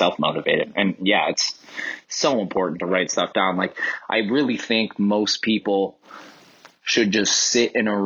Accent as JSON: {"language": "English", "town": "Cleveland", "region": "Ohio", "country": "United States", "said": "I'm from Cleveland, Ohio"}